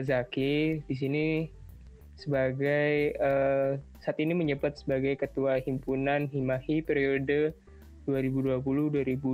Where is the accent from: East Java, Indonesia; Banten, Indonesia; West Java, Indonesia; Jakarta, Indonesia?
East Java, Indonesia; Malang; moved away; aku kan ini asalnya dari Malang